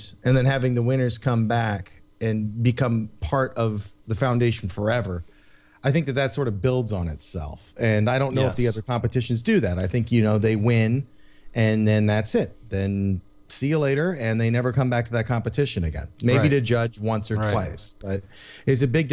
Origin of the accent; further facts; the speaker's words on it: United States; we're American.